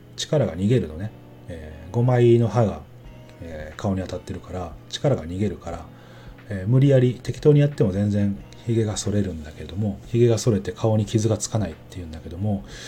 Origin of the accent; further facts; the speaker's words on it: Mie, Japan; moved away; 自分なんかはねあの出身生まれが三重県なんで